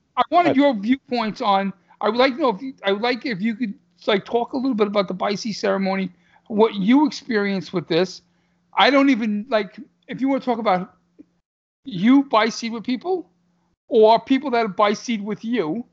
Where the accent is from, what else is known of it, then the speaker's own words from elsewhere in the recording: New York City, New York, United States; I'm from Brooklyn